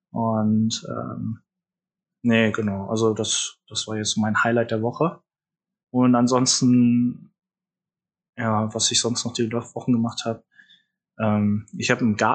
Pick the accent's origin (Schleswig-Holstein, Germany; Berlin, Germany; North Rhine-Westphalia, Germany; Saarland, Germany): North Rhine-Westphalia, Germany; Haan; ich komme ja aus Hahn, so eine Kleinstadt neben Düsseldorf